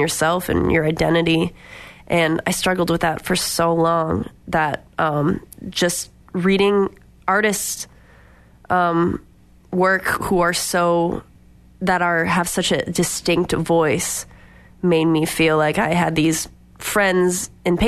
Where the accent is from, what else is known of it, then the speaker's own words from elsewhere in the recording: Boxford, Massachusetts, United States; now in Hartford, United States; I'm a singer-songwriter based in Hartford, Connecticut, but I grew up around here in Boxford, Massachusetts